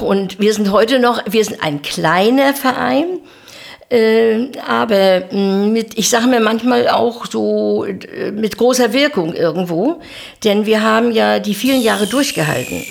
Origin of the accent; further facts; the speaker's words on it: Zernin, Mecklenburg-Vorpommern, Germany; moved away as an adult; also born or lived in Bützow; now in Güstrow, Germany; bin in Zernin aufgewachsen bis zu meinem 18. Lebensjahr